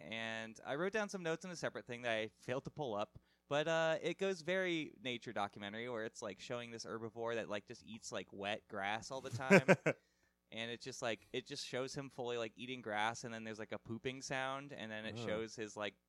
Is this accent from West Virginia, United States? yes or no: no; New York City, New York, United States; I'm from New York City. Sure. I don't know anything about snow leopards.